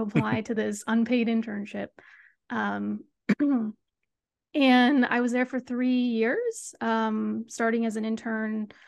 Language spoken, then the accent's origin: English; Sacramento, California, United States; moved away as an adult; also born or lived in Berkeley, California; now in San Diego, United States; I'm from the Sacramento area, um, grew up a Kings fan